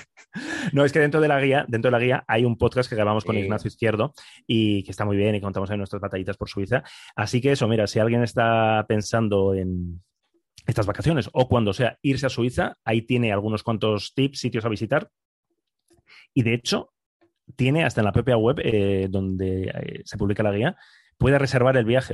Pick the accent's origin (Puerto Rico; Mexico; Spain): Spain; Bilbao, Basque Country; yo soy de Bilbao